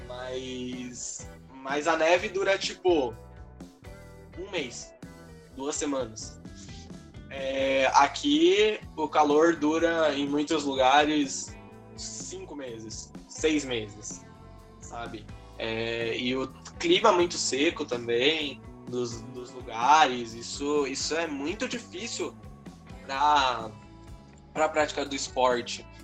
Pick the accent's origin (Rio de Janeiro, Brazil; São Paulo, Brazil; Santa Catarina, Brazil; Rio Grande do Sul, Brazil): São Paulo, Brazil; a gente é de São Paulo